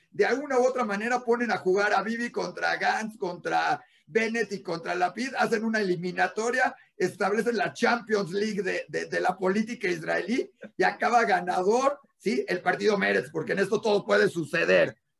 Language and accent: Spanish; Mexico; en junio tenemos una elección importante